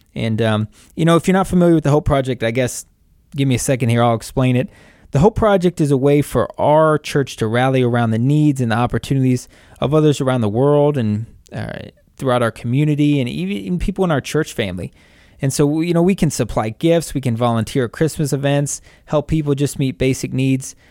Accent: Wadsworth, Ohio, United States; also born or lived in Westerville, Ohio; I lived most of my life in Wadsworth

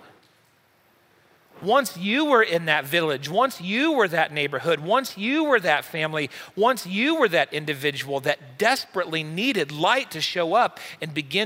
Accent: United States; we're from the United States

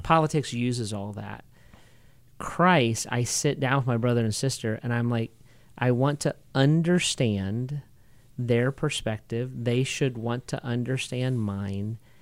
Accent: United States; as an American

